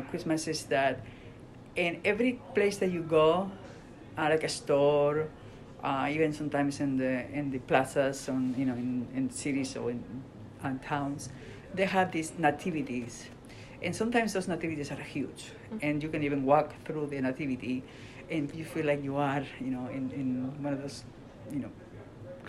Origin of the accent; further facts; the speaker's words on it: Spain; now in United States; when I was growing up in Spain